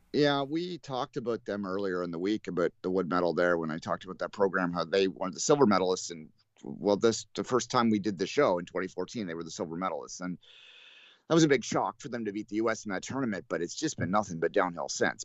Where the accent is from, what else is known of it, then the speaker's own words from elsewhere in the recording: Canada; as a Canadian